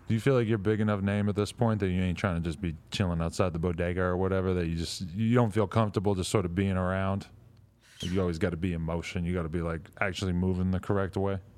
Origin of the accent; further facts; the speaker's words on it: East Coast, United States; moved away; also born or lived in New York; I'm from the East Coast